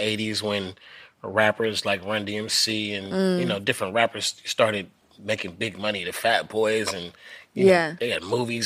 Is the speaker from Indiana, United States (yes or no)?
no; Oakland, California, United States; moved away; I come from East Oakland